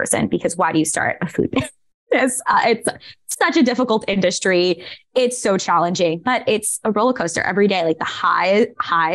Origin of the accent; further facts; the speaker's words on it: New York City, New York, United States; moved away as an adult; now in San Francisco, United States; I am originally from Staten Island.